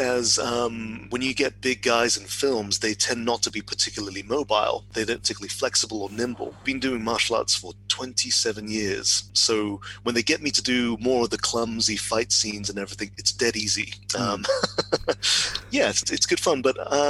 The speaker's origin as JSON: {"language": "English", "region": "West Midlands", "country": "United Kingdom", "tie": "born or raised there", "also_born_or_lived": "Telford / Wolverhampton / Birmingham", "moved": "as an adult", "lives_now": "Oxford, United Kingdom", "said": "So I grew up in the West Midlands, Telford, Wolverhampton, Birmingham. And then I moved to Oxford about 14 years ago, so I've lost the accent."}